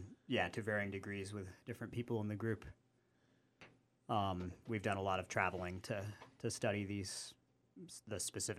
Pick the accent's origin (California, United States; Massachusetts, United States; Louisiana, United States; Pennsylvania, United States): Massachusetts, United States; Conway; I grew up in Conway.